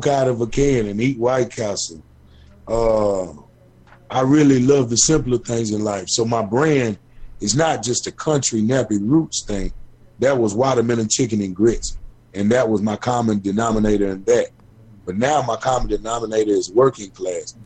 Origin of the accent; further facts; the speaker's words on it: Bowling Green, Kentucky, United States; I come from Bowling Green